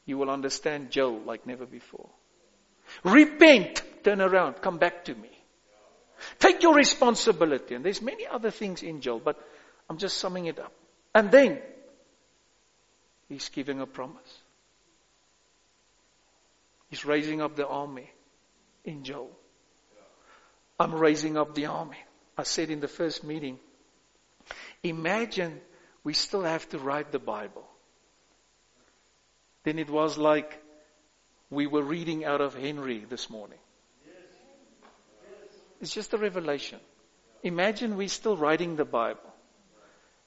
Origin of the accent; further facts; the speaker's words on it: South Africa; I am a South African as well. a white one